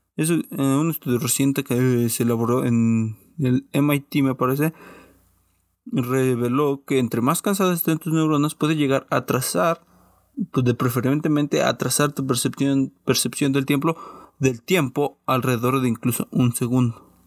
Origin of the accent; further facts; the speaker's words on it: Mexico; Como buen mexicano